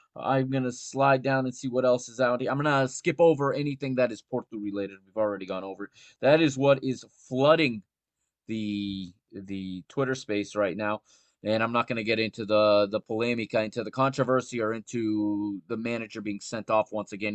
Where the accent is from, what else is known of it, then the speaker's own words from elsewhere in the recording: United States; I grew up here in the United States watching football